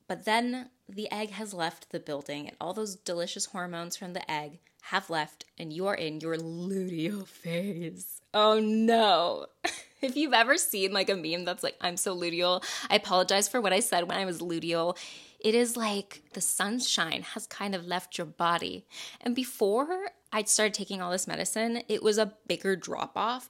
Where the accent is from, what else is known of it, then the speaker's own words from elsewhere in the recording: the South, United States; I'm from the South